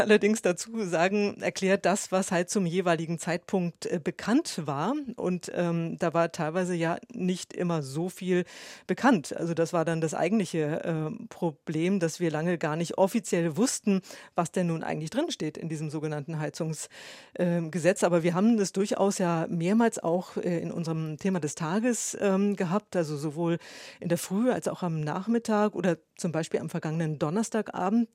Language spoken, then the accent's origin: German; Hamburg, Germany; moved away as an adult; ich komme aus Hamburg ähm, und war schon als Schülerin beim Radio, beim Norddeutschen Rundfunk